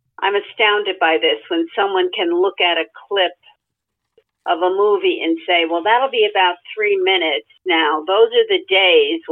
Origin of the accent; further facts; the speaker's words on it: New Jersey, United States; moved away; I grew up in New Jersey